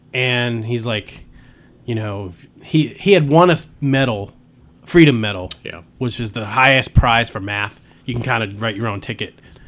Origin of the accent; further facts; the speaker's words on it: Massachusetts, United States; we grew up in Massachusetts